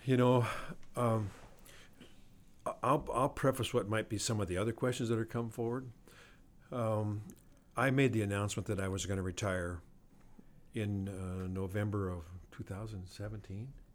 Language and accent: English; Glendive, Montana, United States; moved away; my hometown back in eastern Montana